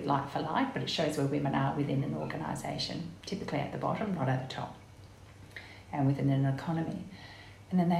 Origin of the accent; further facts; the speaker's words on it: Guildford, Western Australia, Australia; I was born and raised in Guildford